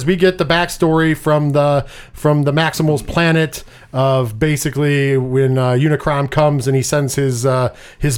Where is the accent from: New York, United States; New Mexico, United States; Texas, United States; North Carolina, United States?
New York, United States; We are from New York.